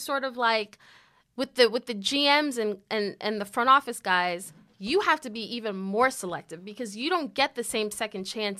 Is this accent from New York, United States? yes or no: yes; New York, United States; as a New Yorker, like, who is skeptical of everything